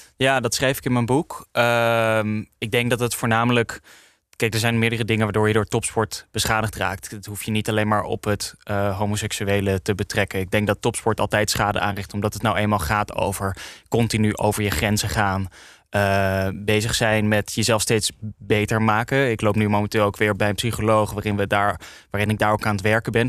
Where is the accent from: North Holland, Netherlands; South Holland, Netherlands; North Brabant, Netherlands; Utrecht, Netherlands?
North Holland, Netherlands; Amsterdam; ik kom uit Amsterdam Nieuw-West.